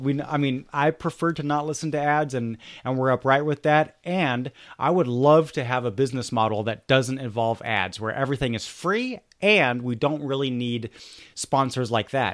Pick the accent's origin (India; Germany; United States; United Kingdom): Germany; I grew up in Germany